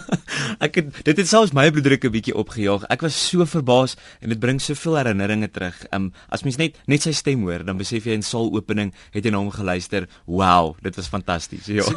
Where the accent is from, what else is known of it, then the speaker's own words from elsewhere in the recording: South Africa; ons as Suid-Afrikaners